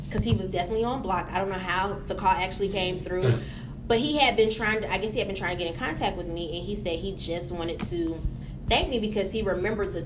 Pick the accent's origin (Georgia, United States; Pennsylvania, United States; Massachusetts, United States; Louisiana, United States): Georgia, United States; Atlanta; I am from Atlanta